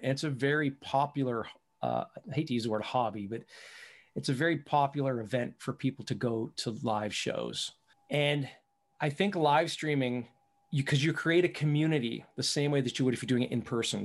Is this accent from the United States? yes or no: no; Canada; I'm from Canada, so it's, it's a qu-, quite a bit north from there